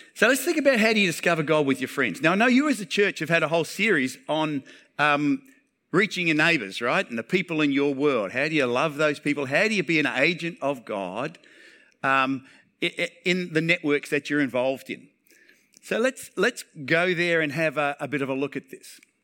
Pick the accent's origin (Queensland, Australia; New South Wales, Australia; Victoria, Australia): Queensland, Australia; Townsville; I'm a local